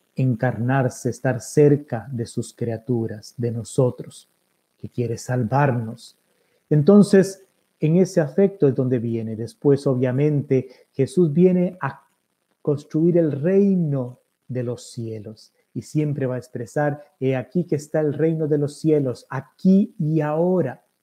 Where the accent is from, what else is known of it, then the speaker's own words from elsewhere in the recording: Costa Rica; como buen tico